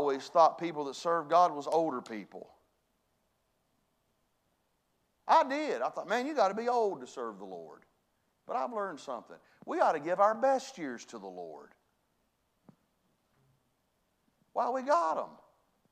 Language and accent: English; West Virginia, United States; I was brought up in West Virginia